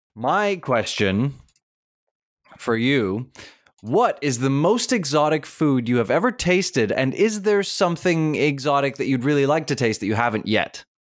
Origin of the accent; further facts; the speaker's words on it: Durban, KwaZulu-Natal, South Africa; I was born in Durban